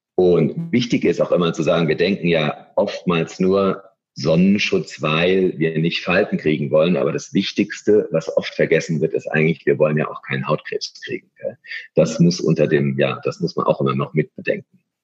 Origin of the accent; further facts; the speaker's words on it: Germany; also born or lived in Munich / London; wir Deutsche